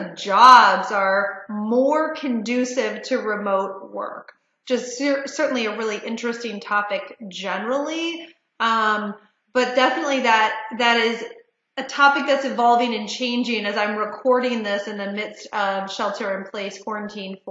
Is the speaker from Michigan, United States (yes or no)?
yes; Detroit, Michigan, United States; moved away; also born or lived in Chicago / Washington, D.C.; I grew up in Detroit